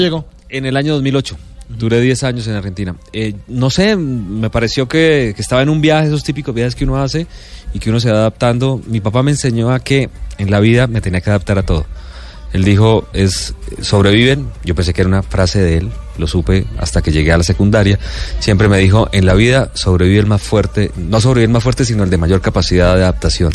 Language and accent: Spanish; Bucaramanga, Santander, Colombia; also born or lived in Calamar, Bolívar; nos fuimos a ir a Bucaramanga, ya estaban mis abuelos y por eso crecí en Bucaramanga